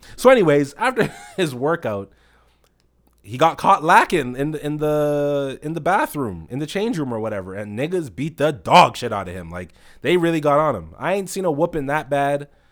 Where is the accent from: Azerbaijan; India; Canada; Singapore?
Canada; Toronto, Ontario; I'm a Rex man, you know, like I'm from the Rex